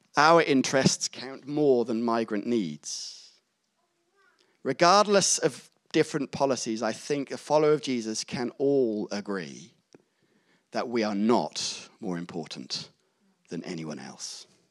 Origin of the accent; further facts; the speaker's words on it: Gloucester, South West England, United Kingdom; I grew up in Gloucester